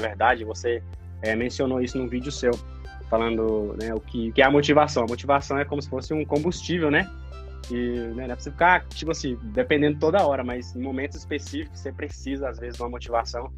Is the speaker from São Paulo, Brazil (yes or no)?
no; Goiás, Brazil; also born or lived in Goiânia; now in Australia; da onde eu moro, da onde eu vim, ali em Goiás